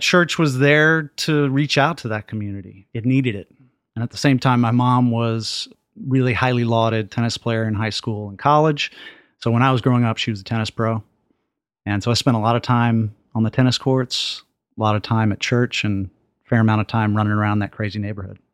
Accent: Dallas, Texas, United States; I grew up in East Dallas

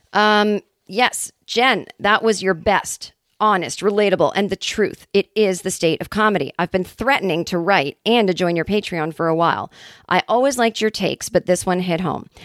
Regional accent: Boston, Massachusetts, United States; now in California, United States; my hometown of Boston, Massachusetts.

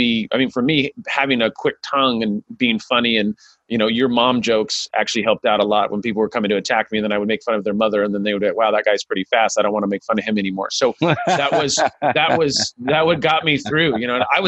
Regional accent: Sacramento, California, United States; I grew up in South Sacramento, and I was a minority

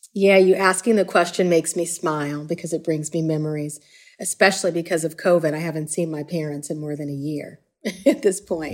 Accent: Chicago, Illinois, United States; I grew up in the city of Chicago. Uh, I grew up in Hyde Park.

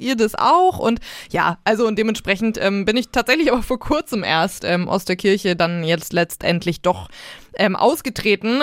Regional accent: Northern Germany, Germany; now in Nuremberg, Germany; seitdem ich äh, nicht mehr in meiner Heimat Norddeutschland wohne, sondern ja jetzt hier in äh, Nürnberg im Süden Deutschlands

